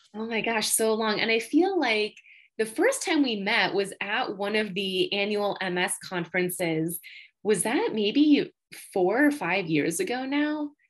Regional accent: Batavia, New York, United States; I grew up in Batavia, New York, which is anywhere from 35 to 45 minutes from Rochester

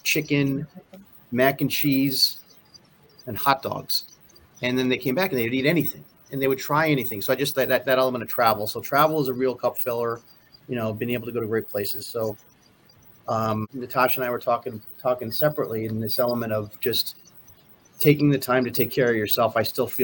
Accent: Stamford, Connecticut, United States; also born or lived in Singapore; now in Chicago, United States; I'm full East Coast, Stamford, Connecticut

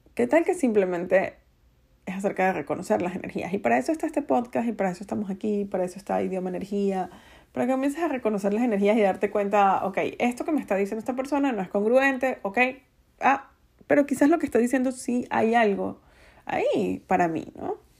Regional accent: Venezuela; En Venezuela le decimos el Día de los Enamorados el Día del Amor y la Amistad

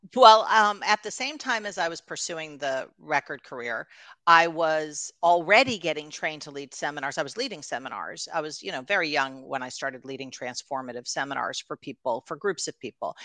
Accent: New York, United States; also born or lived in Los Angeles; we were living in, uh, Los Angeles at the time, but I'm from New York

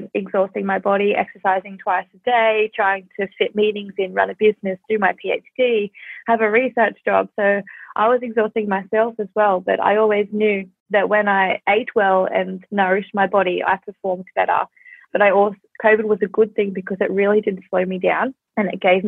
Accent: Australia; I'm from Australia

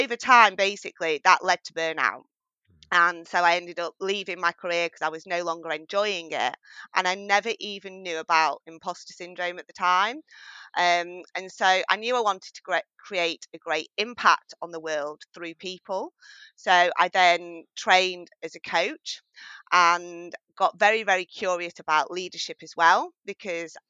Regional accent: northwest of England near Manchester, United Kingdom; accent: English accent with a strong northern tone; I'm from England and I'm based in the northwest of England near Manchester. So you'll hear my English accent, but also with a very strong northern tone as well.

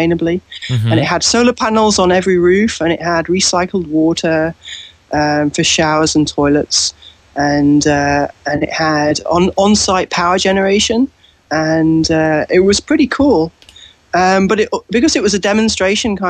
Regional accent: Yorkshire and the Humber, United Kingdom; moved away as an adult; also born or lived in Durham; now in London, United Kingdom; I was born in Yorkshire, so that's I guess 200 miles north of London. So I was raised there, and I lived there till I was 18

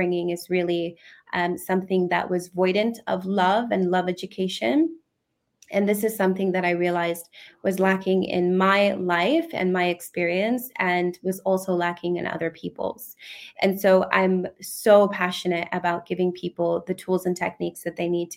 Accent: United States; now in United Kingdom; I'm originally from the United States

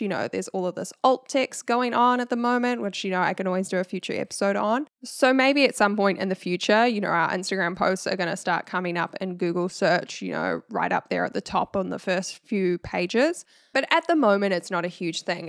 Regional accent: New Zealand; accent: Kiwi; my Kiwi accent

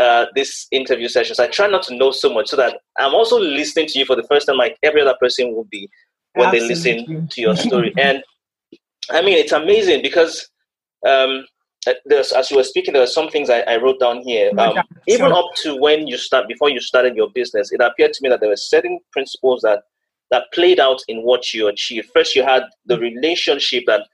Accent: Nigeria; moved away; coming from where we came from Nigeria

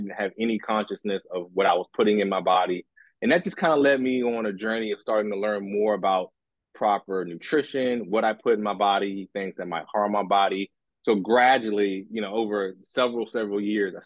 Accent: D.C. area, Maryland, United States; I'm originally from the D.C. area, Maryland

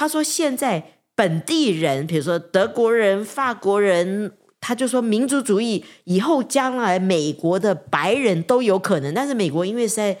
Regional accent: China; 人不为己，天诛地

